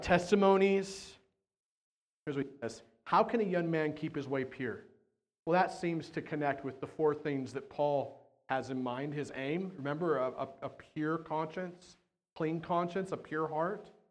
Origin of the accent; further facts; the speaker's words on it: United States; we're American